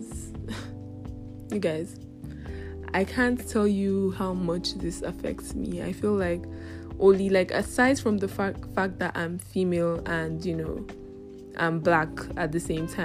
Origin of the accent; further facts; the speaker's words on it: Nigeria; I'm from Africa and I'm also from Nigeria